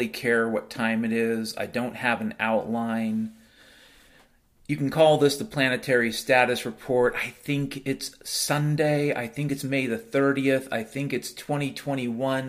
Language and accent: English; Western Washington, United States; Growing up in Western Washington